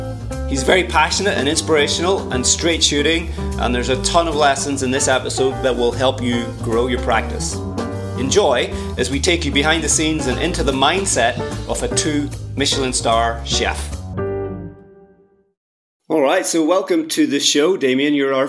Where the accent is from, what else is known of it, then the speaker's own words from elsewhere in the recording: Ireland; as an Irishman myself